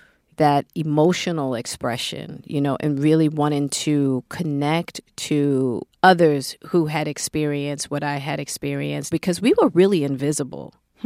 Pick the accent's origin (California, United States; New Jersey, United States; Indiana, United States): California, United States; Hollywood; So as a woman, then I'm a Black woman, and then I'm a woman from Hollywood, which is the antithesis.